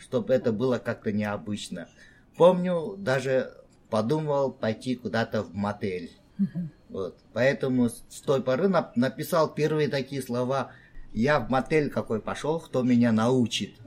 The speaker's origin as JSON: {"language": "Russian", "region": "Tashkent", "country": "Uzbekistan", "moved": "as an adult", "lives_now": "South Korea", "said": "я из Ташкента, приехал в Корею"}